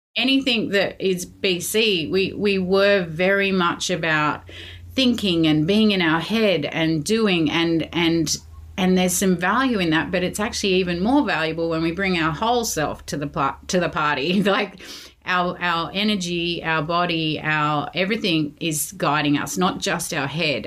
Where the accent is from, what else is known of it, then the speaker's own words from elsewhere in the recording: Sydney, New South Wales, Australia; moved away as an adult; also born or lived in London; I grew up in Sydney